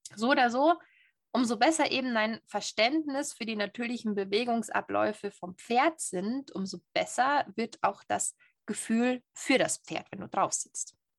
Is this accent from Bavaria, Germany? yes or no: yes; Bavaria, Germany; ich als waschechte Bayerin